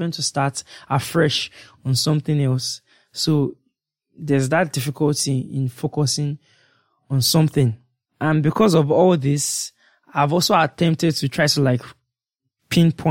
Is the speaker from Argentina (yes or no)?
no; Nigeria; as being a Nigerian